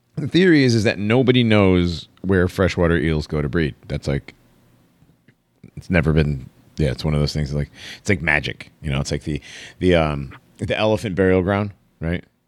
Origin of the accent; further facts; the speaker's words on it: Connecticut, United States; moved away; also born or lived in Florida; I grew up in Connecticut